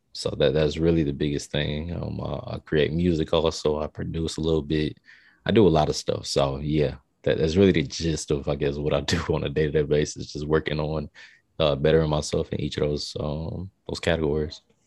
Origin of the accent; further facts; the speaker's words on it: Tampa, Florida, United States; also born or lived in El Paso, Texas / Augusta, Georgia; I'm from Tampa. Um, So I'm a Florida raised, you know, kid